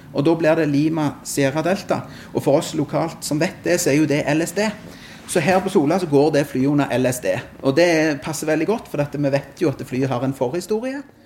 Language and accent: Norwegian; Sandnes, Rogaland, Norway; Jeg er fra Sandnes